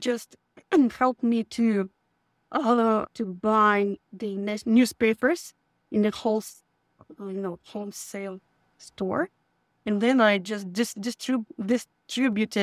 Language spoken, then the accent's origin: English; Donetsk, Donetsk Oblast, Ukraine; moved away as an adult; also born or lived in Kyiv, Ukraine; now in San Francisco, United States; I grew up in Donbas